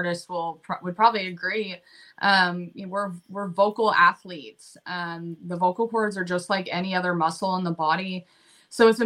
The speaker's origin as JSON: {"language": "English", "town": "Lexington", "region": "Kentucky", "country": "United States", "tie": "born or raised there", "moved": "yes", "lives_now": "Nashville, United States", "said": "I'm originally from Lexington, Kentucky"}